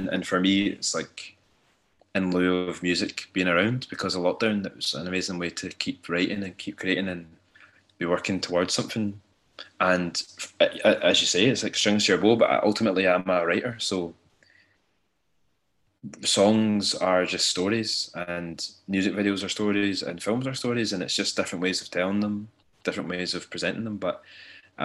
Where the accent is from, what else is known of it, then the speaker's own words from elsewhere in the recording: Ayrshire, Scotland, United Kingdom; I grew up in Ayrshire and it's a very working class area